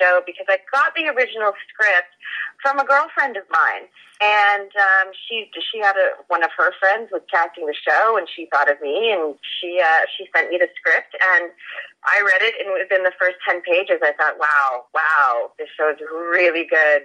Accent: Maine, United States; also born or lived in Los Angeles, United States; now in Vancouver, Canada; I'm originally from Maine

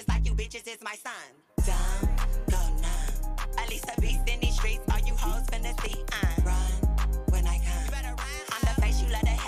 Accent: Los Angeles, California, United States; I am from SoCal, born and raised here

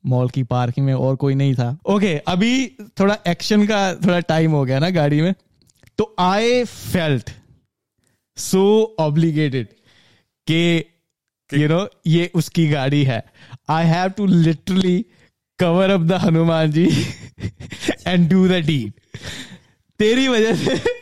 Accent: Punjab, India; moved away as an adult; मैं पंजाब से आता हूँ

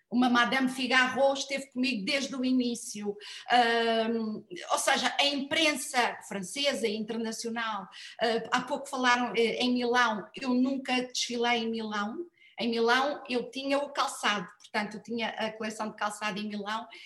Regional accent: Madeira, Portugal; moved away as an adult; now in Lisbon, Portugal; eu diria sempre que a Madeira é, são as minhas raízes e Lisboa é a cidade que eu escolhi para viver.

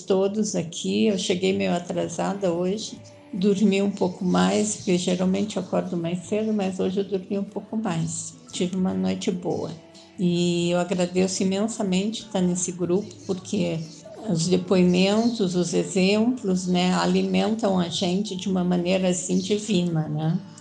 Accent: Curitiba, Paraná, Brazil; now in São Paulo, Brazil; eu sou de Curitiba

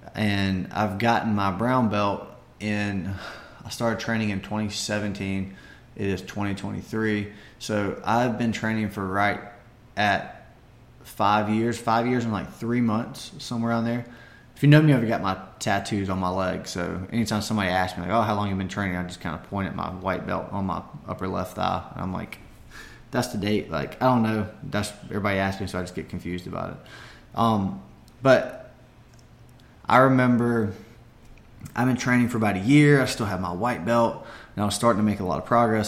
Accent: Barnwell, South Carolina, United States; my hometown of Barnwell

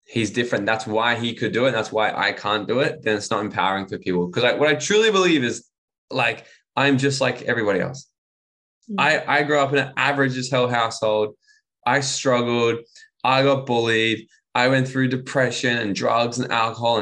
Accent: Gold Coast, Queensland, Australia; moved away as an adult; also born or lived in Bali / Mexico / United States; I'm from the Gold Coast originally, and I'm back living on the Gold

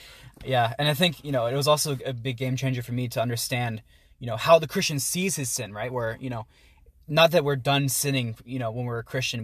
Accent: Pittsburgh, Pennsylvania, United States; moved away as an adult; now in Philadelphia, United States; I grew up in the Pittsburgh area, um, down in Peters Township, and right now I'm a student at the University of Pennsylvania out in Philly

